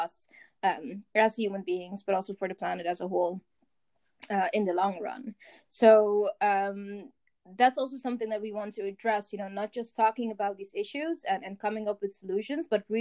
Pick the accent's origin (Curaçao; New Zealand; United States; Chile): Curaçao; I'm from Curacao